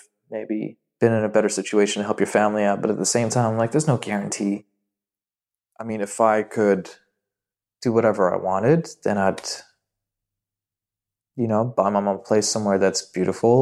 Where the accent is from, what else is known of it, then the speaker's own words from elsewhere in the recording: Dubai, United Arab Emirates; English is a second language; I feel like I'm from Dubai, but I'm actually Syrian and my parents moved out here.